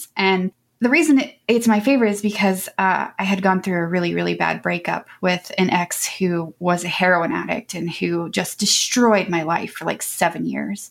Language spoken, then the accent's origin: English; Columbus, Ohio, United States; also born or lived in Florida; I am from Columbus, Ohio, and I've lived here almost all of my 39 years